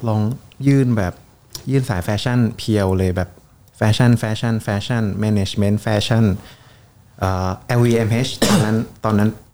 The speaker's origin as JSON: {"language": "Thai", "region": "Bangkok", "country": "Thailand", "also_born_or_lived": "Surin", "said": "ผมเป็นคนกรุงเทพครับ แม่- แม่เป็นคนสุรินทร์"}